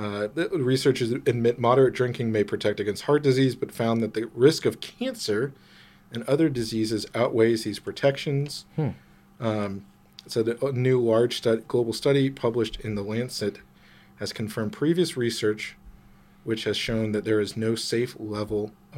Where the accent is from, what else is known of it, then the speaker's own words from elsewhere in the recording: Germany; So we lived in Germany, right? I grew up in Germany.